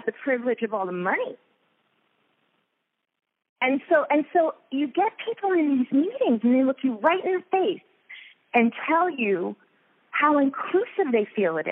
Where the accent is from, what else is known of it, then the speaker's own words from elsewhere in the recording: Long Island, New York, United States; moved away; I grew up in New York on Long Island